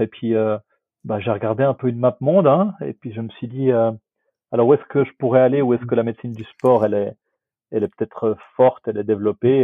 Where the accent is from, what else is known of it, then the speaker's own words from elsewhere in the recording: Switzerland; je suis suisse quelque part